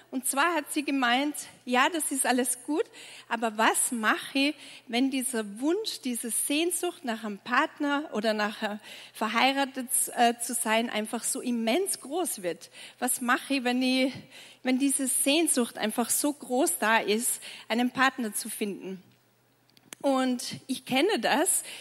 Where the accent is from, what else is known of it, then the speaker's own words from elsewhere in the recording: Tyrol, Austria; Ich bin in Tirol aufgewachsen und ich sage immer, wenn man in Tirol geboren wird, kommt man quasi mit Ski auf die Welt.